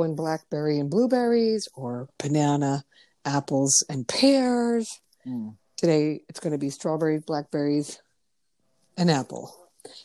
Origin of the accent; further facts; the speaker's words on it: Connecticut, United States; I'm the only one in my family born in Connecticut too.